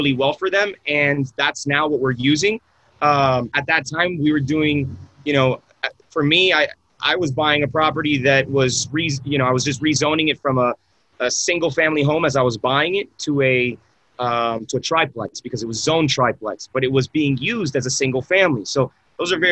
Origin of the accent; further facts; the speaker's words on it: Miami, Florida, United States; moved away as an adult; also born or lived in San Francisco; I'm born and raised in Miami